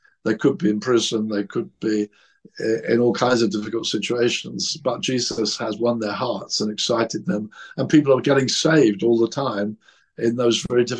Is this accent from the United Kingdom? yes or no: yes; England, United Kingdom; I'm English. I'm Christian.